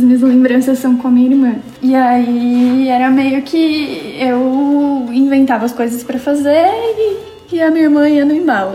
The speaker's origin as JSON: {"language": "Portuguese", "region": "São Paulo", "country": "Brazil", "tie": "born or raised there", "said": "São Paulo. Uhum. Minha família, desde, acho que faz um tempinho, que é do Jaraguá"}